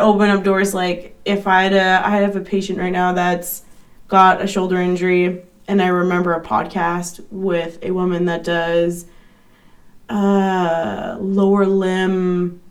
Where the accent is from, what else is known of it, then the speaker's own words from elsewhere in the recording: Canada; I'm from Canada